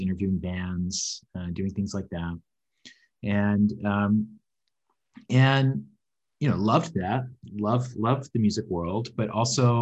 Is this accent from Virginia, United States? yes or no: yes; Southwest Virginia, United States; moved away as an adult; also born or lived in New York; now in Vancouver, Canada; I grew up in Southwest Virginia. I grew up on a farm